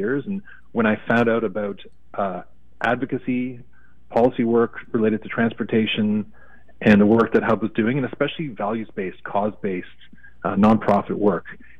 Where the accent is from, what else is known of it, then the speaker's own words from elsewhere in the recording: Toronto, Ontario, Canada; I grew up in Toronto, so Canadian, of course